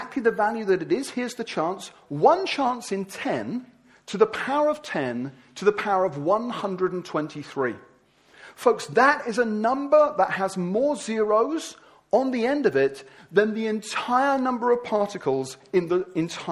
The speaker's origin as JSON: {"language": "English", "town": "Wimbledon", "region": "London", "country": "United Kingdom", "said": "I'm from Wimbledon."}